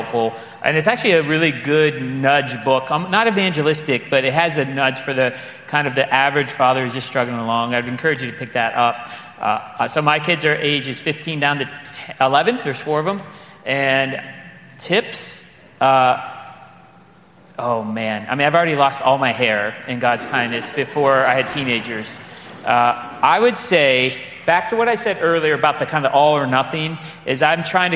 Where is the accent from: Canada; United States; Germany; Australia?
United States; Midwest; being a Midwesterner